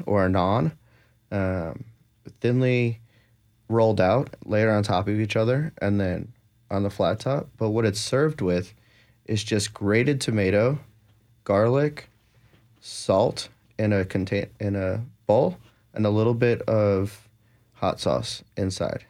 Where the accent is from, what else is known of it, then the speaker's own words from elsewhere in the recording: New Jersey, United States; now in Nashville, United States; I'm from New Jersey, where my grandfather had an amazing garden. I grew up eating tomatoes when I was young